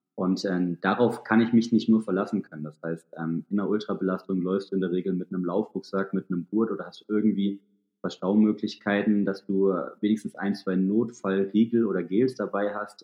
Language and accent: German; Thuringian Forest, Germany; moved away; also born or lived in Hamburg; komme äh, mitten aus dem Thüringer Wald